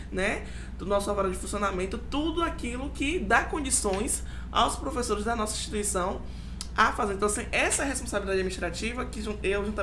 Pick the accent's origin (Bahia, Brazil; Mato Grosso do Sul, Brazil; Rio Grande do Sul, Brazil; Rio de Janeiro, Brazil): Bahia, Brazil; Adoro, eu sou baiana.